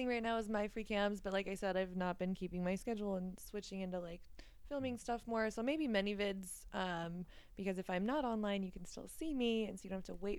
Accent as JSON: {"language": "English", "town": "San Diego", "region": "California", "country": "United States", "said": "I'm from San Diego. I was living in San Diego at the time."}